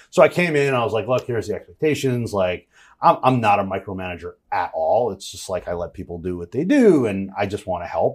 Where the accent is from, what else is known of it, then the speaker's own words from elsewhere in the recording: Jersey Shore, New Jersey, United States; I'm from Jersey Shore